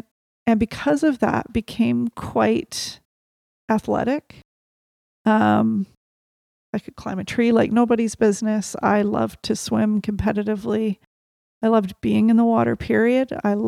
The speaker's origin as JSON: {"language": "English", "town": "Little River", "region": "Canterbury", "country": "New Zealand", "tie": "born there", "said": "I was born in Little River outside a town called Lincoln in New Zealand."}